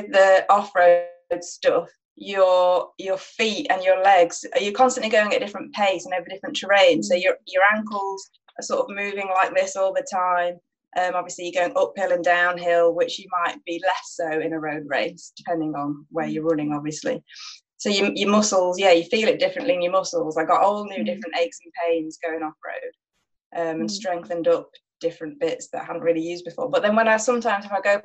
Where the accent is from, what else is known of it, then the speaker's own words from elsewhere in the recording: Nottingham, East Midlands, United Kingdom; I grew up in Nottingham, which isn't famed for its fells